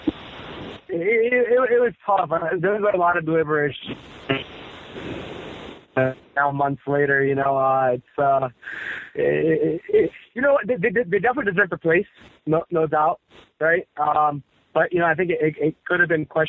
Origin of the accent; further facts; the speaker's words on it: Washington, District of Columbia, United States; I'm born and raised in the Washington, D.C. area